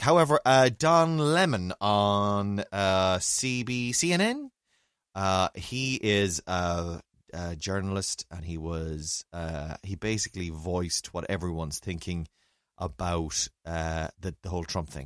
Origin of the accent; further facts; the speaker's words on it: County Mayo, Connacht, Ireland; I'm from Mayo.